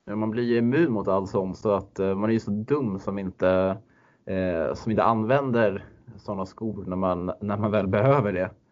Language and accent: Swedish; Stockholm, Stockholm County, Sweden; moved away; som den stockholmare man är